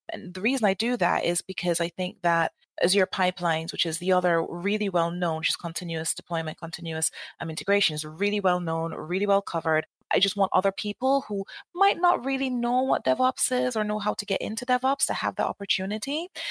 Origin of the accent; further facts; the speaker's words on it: Jamaica; moved away as an adult; now in United Kingdom; I'm from Jamaica, and I, when I finished university, I went back home